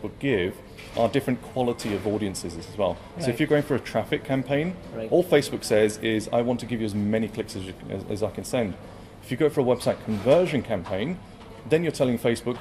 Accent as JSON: {"language": "English", "region": "London", "country": "United Kingdom", "tie": "born or raised there", "said": "Brought up in London."}